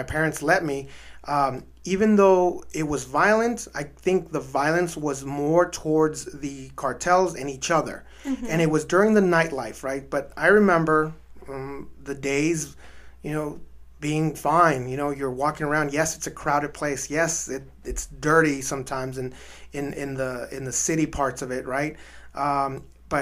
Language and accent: English; El Paso, Texas, United States; also born or lived in Ciudad Juárez, Mexico; My hometown of El Paso and my birth town of Juarez